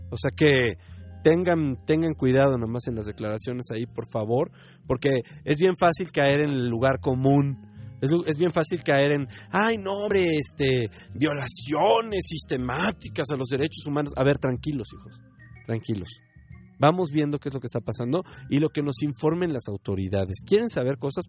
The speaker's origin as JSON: {"language": "Spanish", "country": "Mexico", "said": "como mexicanos seamos conscientes"}